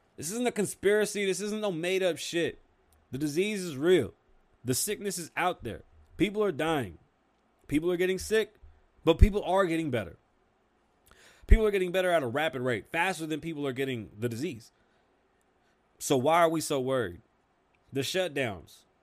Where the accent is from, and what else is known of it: New York, United States; accent: New York